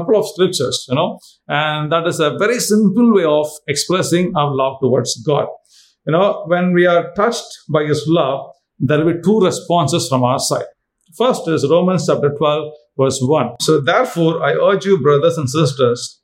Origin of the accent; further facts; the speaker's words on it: India; I'm from India.